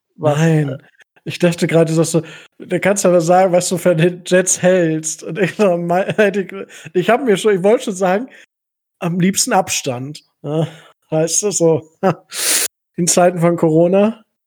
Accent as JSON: {"language": "German", "town": "Kalkriese", "region": "Lower Saxony", "country": "Germany", "said": "ich komme ja aus Kalkrise, also für die Leute, die es kennen, äh, bei Osnabrück"}